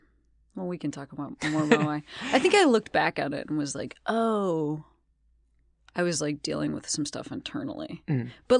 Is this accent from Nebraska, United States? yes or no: no; Western Springs, Illinois, United States; I'm from Western Springs, which right near.